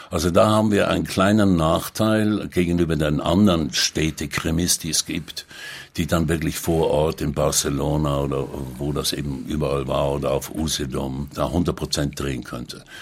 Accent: Zurich, Switzerland; Äh, ich bin am Zürichsee aufgewachsen, das ist richtig.

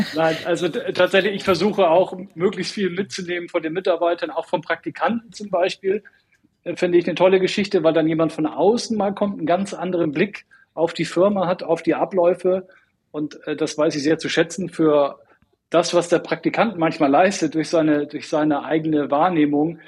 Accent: Northern Germany, Germany; moved away as an adult; now in Munich, Germany; ich bin ein Norddeutscher

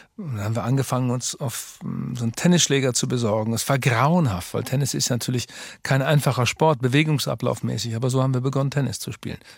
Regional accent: Twistringen, Lower Saxony, Germany; now in Hamburg, Germany; Fußball und Katholizismus sind so eng verbunden in Twistring, meinem Heimatort

